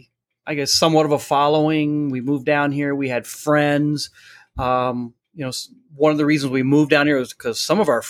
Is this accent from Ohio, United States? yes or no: yes; Ohio, United States; moved away as an adult; also born or lived in Germany / Korea / Montana / Albuquerque; now in Key West, United States; I'm from Ohio originally.